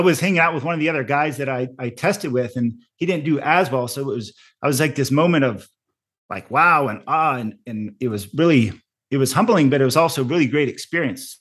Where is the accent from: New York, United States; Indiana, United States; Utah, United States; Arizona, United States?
Arizona, United States; also born or lived in Colorado; eventually ended up coming back home to Arizona 'cause I have a lot of family and friends still here